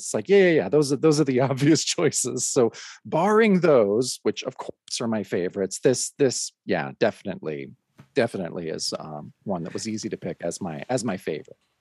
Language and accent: English; Mount Hood, Oregon, United States; we lived in a little trailer on the on uh, a mountain here in Oregon called Mount Hood